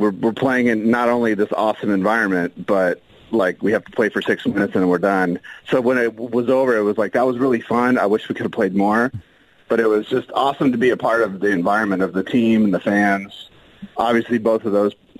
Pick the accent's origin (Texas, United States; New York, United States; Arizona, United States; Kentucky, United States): Arizona, United States; Phoenix; growing up in Phoenix